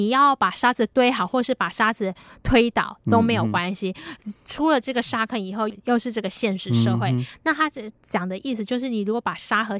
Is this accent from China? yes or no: no; Taiwan; 身份跟我们台湾人比较不一样的